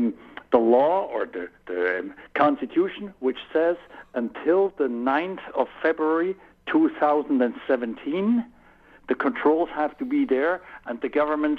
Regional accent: Switzerland; accent: Swiss; English is a second language

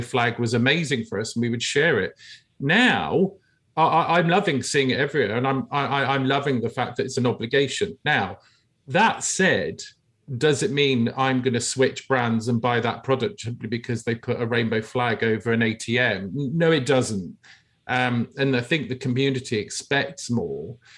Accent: United Kingdom; I grew up in the United Kingdom

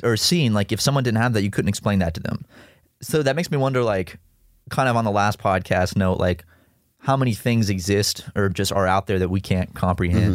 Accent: South Carolina, United States; growing up in South Carolina uh, as a kid

